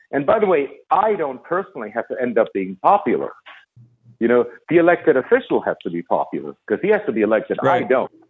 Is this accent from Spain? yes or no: yes; Barcelona, Catalonia, Spain; You know, I was kind of stateless. I was from Barcelona.